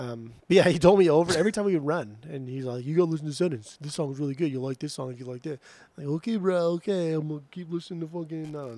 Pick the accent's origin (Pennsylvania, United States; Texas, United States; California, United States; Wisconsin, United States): California, United States; Southern; all of the cool nostalgia growing up in Southern California with the surf rock